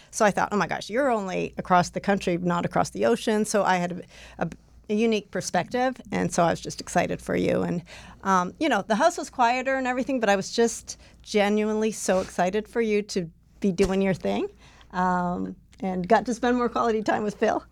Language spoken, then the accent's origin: English; Kingsville, Ontario, Canada; moved away as an adult; also born or lived in Toronto, Canada; now in Indiana, United States; we were married in Kingsville, my hometown